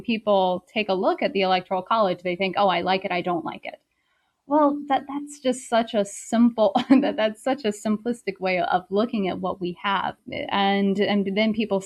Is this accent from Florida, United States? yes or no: no; South Carolina, United States; moved away as an adult; also born or lived in Beijing, China; I'm originally from South Carolina, and I did my undergraduate in South Carolina at Wofford College